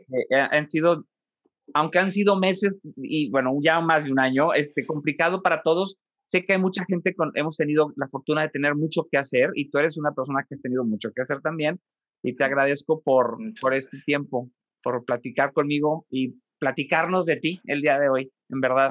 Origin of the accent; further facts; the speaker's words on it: Monterrey, Nuevo León, Mexico; a los de Monterrey